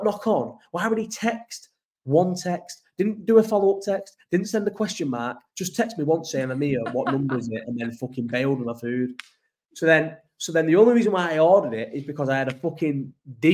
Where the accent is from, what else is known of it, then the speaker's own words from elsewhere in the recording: Farnworth, North West England, United Kingdom; moved away; I'm from Farnworth